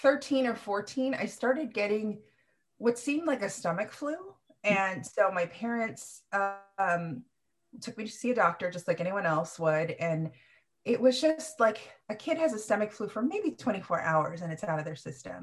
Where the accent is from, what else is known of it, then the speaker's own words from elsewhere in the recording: Sacramento, California, United States; also born or lived in Philippines / Fremont, California; Sacramento is really where I grew up and blossomed